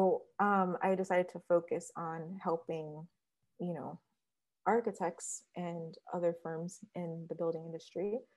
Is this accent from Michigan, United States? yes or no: yes; Detroit, Michigan, United States; also born or lived in Ithaca, New York; now in Queens, New York, United States; I'm from Detroit, Michigan, originally.